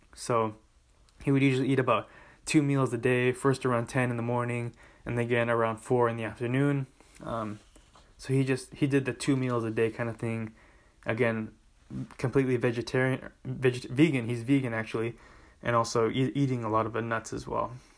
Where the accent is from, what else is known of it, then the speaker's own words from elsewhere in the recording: Southern California, United States; my home state of Southern California.